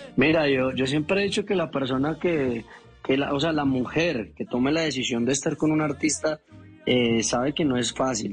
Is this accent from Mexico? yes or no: no; Bello, Antioquia, Colombia; now in Bogotá, Colombia; yo soy nacido en Bello Antioquia